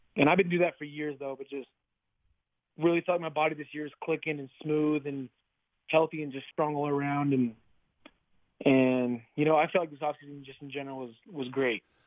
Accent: Utah, United States; moved away as an adult; now in Seattle, United States; growing up in Utah

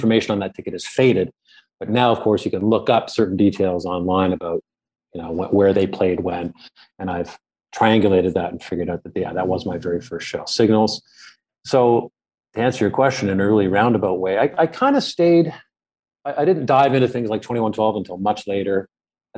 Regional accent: Ottawa, Ontario, Canada; I grew up in Ottawa, Canada, the capital of Canada.

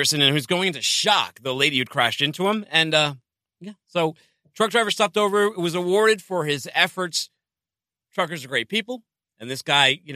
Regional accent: Boston, Massachusetts, United States; moved away; I'm from Boston

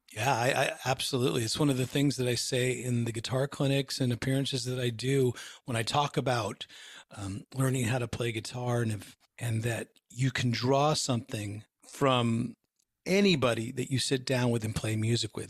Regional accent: Bay Area, just outside of San Francisco, California, United States; I grew up in the Bay Area, just outside of San Francisco

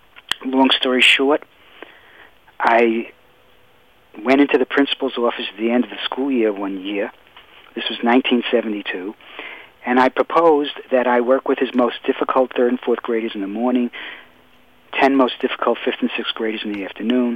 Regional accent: New York City, New York, United States; I grew up in Brooklyn, New York.

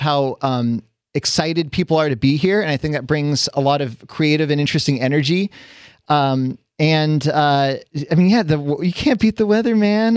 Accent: California, United States; I grew up here. I was born and raised in California.

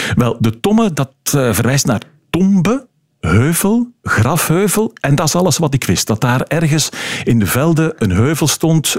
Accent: Flemish Brabant, Flanders, Belgium; bij ons in Vlaams-Brabant

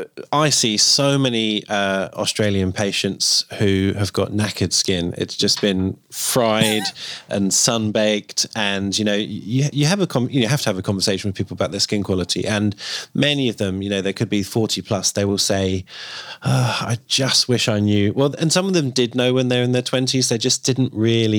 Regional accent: United Kingdom; I'm British

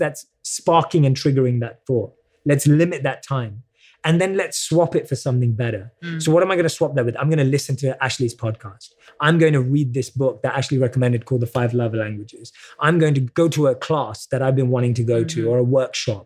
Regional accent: United Kingdom; accent: British; my British accent

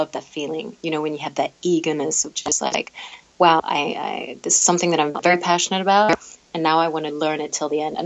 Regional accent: London, United Kingdom; I'm from London. I was born in London.

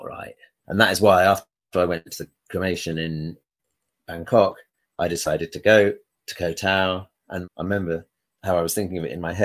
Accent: United Kingdom; I'm a British citizen

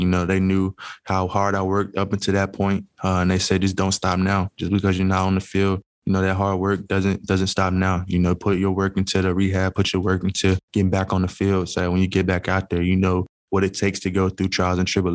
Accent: Tennessee, United States; moved away as an adult; now in Green Bay, United States; I had the opportunity to play for my hometown team

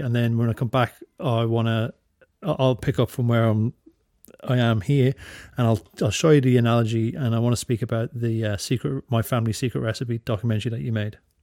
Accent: Drogheda, Leinster, Ireland; now in Australia; I'm from Drogheda

